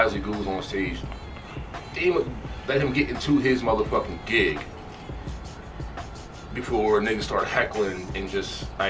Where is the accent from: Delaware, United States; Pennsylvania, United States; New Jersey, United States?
New Jersey, United States; Salem; my hometown of Salem, New Jersey, we complain about how we have nothing going on.